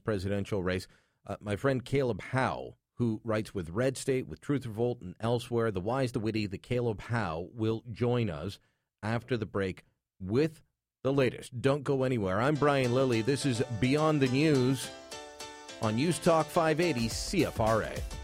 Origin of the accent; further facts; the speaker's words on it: Canada; I'm Canadian